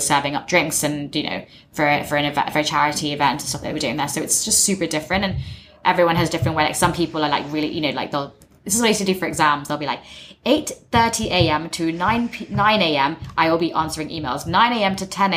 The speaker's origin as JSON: {"language": "English", "region": "England", "country": "United Kingdom", "tie": "born or raised there", "said": "I'm not English, but I grew up in England."}